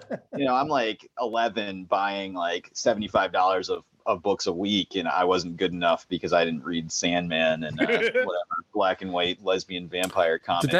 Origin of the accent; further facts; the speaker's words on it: Western Massachusetts, United States; growing up where I grew up here in Western Massachusetts, where the five colleges are